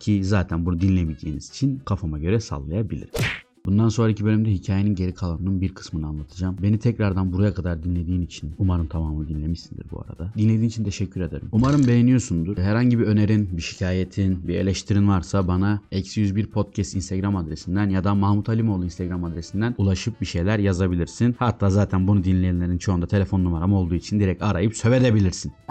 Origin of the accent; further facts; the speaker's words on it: İskenderun, Hatay, Turkey; moved away as an adult; memleketime döndüm